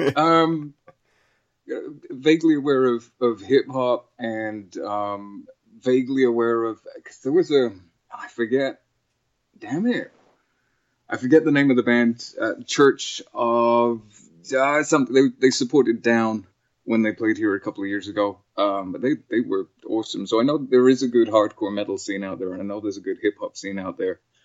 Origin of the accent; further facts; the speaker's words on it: England, United Kingdom; moved away; we grew up in in England.